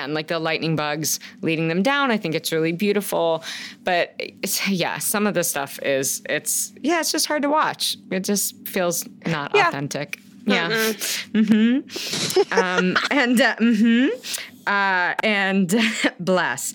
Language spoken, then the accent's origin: English; the Ozarks, United States; moved away; being from the Ozarks